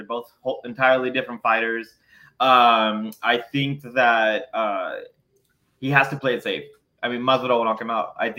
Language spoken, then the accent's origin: English; the South, United States; We're from the South.